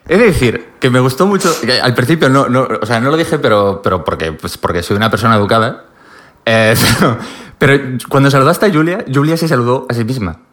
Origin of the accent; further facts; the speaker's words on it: Pontevedra, Galicia, Spain; moved away; En Pontevedra, que es de donde soy yo